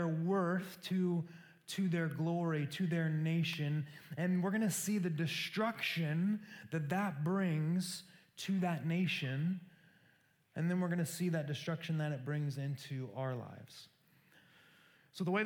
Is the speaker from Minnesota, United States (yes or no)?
no; Council Bluffs, Iowa, United States; I grew up in a small town in Iowa called Council Bluffs